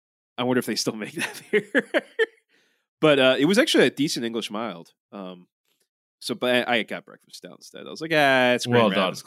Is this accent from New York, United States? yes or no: no; Baltimore, Maryland, United States; from Ballmer. Yeah … from Ballmer